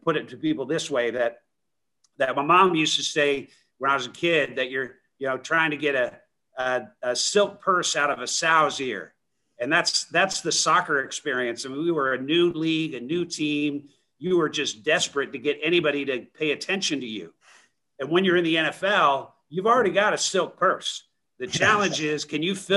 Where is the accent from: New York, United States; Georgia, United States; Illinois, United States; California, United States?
Georgia, United States; Atlanta; now in Houston, United States; I grew up in Atlanta, Georgia, and I was always an Atlanta Falcons fan